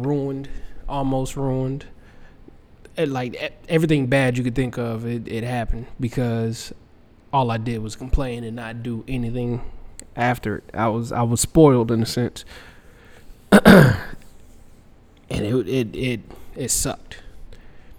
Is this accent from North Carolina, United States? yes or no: yes; Fayetteville, North Carolina, United States; moved away; I'm from Fayetteville, North Carolina